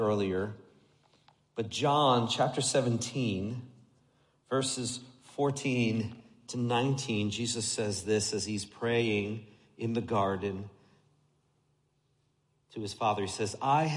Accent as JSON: {"language": "English", "country": "United States", "tie": "born or raised there", "said": "I grew up just outside New York City"}